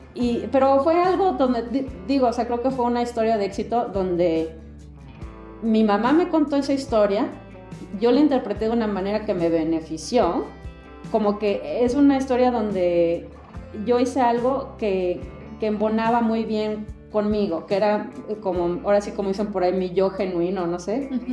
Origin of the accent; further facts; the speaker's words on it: Mexico; now in United States; mexicana de nacimiento y definitivamente con un arraigo muy, muy fuerte a México. Me considero mexicana antes que americana y he vivido en Estados Unidos la mayor parte de mi vida, más de 30 años